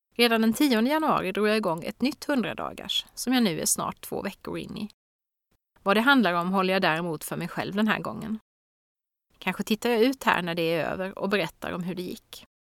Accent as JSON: {"language": "Swedish", "town": "Växjö", "region": "Kronoberg County", "country": "Sweden", "tie": "born or raised there", "said": "min hemstad Växjös"}